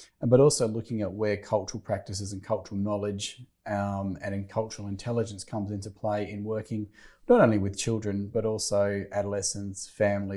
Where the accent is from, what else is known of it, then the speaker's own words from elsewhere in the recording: Western Australia, Australia; moved away as an adult; also born or lived in Karratha / Perth; now in South Australia, Australia; I'm from WA originally. So okay, I grew up in a rural, I went to high school in a rural town